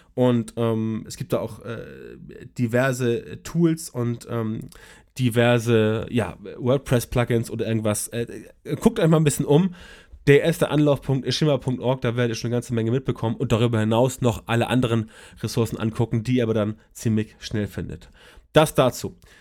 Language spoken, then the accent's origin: German; Germany; bei uns in Deutschland